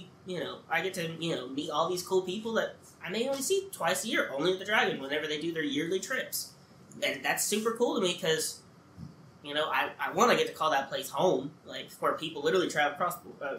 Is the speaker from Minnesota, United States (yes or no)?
no; North Carolina, United States; moved away; I grew up on the North Carolina side